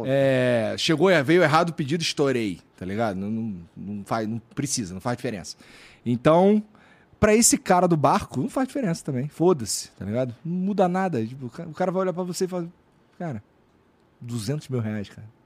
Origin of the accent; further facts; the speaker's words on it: Bom Jesus da Lapa, Bahia, Brazil; Quando eu vou lá pra minha terra, lá na Bahia, lá Bom Jesus da Lapa